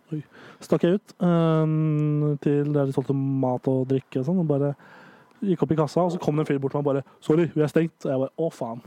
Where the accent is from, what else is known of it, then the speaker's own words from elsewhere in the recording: Nittedal, Akershus, Norway; Der er Nittedal kommune der jeg kommer fra